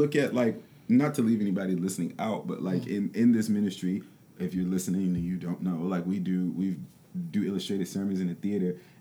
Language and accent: English; Detroit, Michigan, United States; moved away; growing up in Detroit